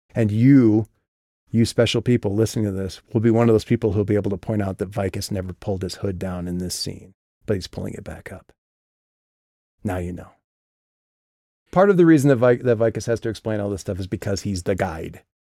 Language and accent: English; Midwest, United States; moved away; back in my hometown